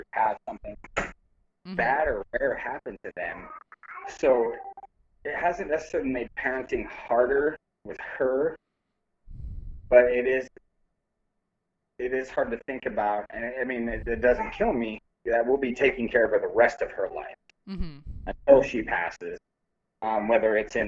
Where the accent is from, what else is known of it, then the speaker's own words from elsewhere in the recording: Spokane, Washington, United States; now in Alaska, United States; in Spokane, where I'm from